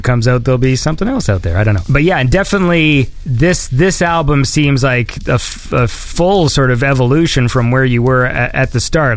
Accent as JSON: {"language": "English", "country": "Canada", "said": "I'm Canadian."}